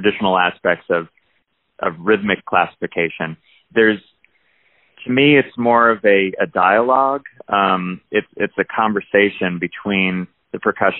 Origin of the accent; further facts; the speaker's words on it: New Jersey, United States; now in Athens, United States; I grew up in New Jersey